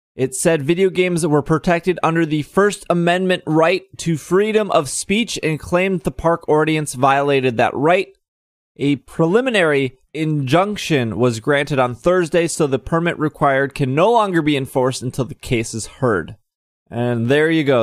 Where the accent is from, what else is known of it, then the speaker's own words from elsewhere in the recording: Milwaukee, Wisconsin, United States; since I'm from Milwaukee